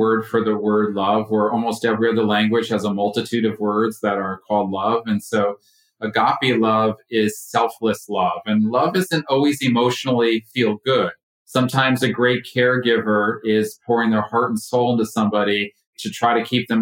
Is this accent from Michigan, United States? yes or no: no; Connecticut, United States; moved away as an adult; now in Ashland, United States; I'm originally from Connecticut, right side of out of New York.